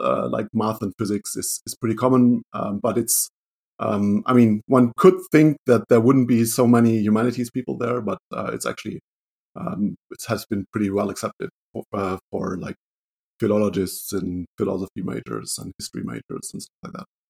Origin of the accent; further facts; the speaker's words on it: Germany; I'm from Germany. I live in Duisburg, Germany, which is close to the Dutch border